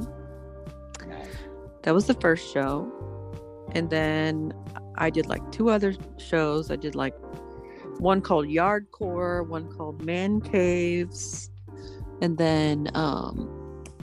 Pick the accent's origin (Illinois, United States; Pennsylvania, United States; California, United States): Pennsylvania, United States; I grew up in Pennsylvania in the country, so we hunted and stuff